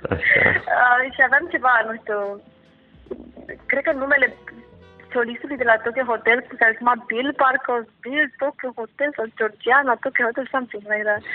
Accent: Bucharest, Romania; am crescut în București, uh, am făcut uh, mm, liceu în... cum uh, se numea, nu știu.

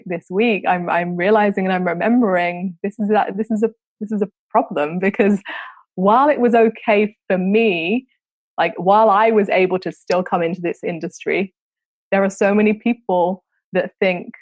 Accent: London, United Kingdom; I grew up in London, so London's very, very diverse as a city.

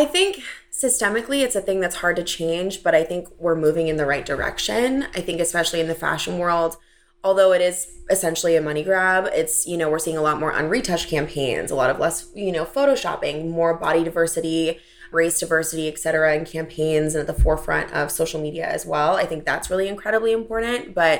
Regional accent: St. Louis, Missouri, United States; St. Louis, Missouri. So it's like all very blonde, tiny Midwest girls where I grew up.

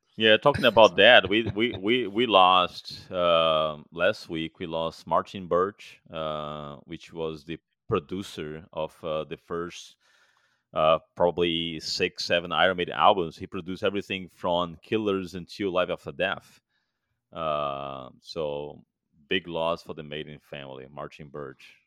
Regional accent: Fortaleza, Ceará, Brazil; moved away as an adult; now in United States; Fortaleza, my hometown

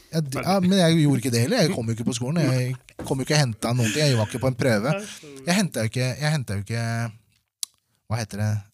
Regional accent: Norway; also born or lived in Manila, Philippines; Og så kom jeg til Norge når jeg var fire år.

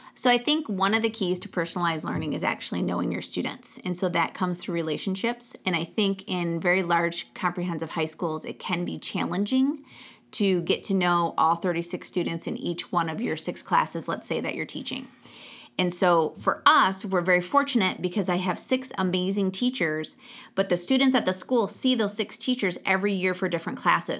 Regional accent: Genesee County, Michigan, United States; I grew up in Genesee County, just outside of Flint, Michigan.

